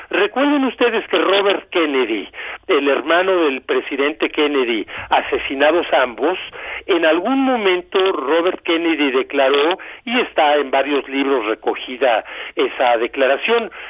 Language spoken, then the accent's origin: Spanish; Mexico; nuestra obligación como mexicanos en estos momentos es estar unidos